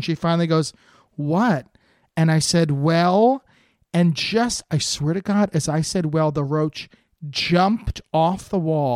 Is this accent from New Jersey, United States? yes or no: yes; New Jersey, United States; moved away as an adult; also born or lived in New York City; I grew up in New Jersey with a tough mother and a tough father